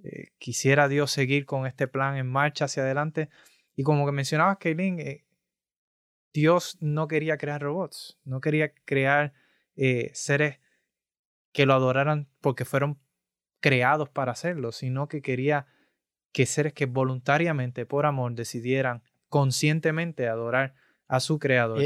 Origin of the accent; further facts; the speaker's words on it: Puerto Rico; yo soy de Puerto Rico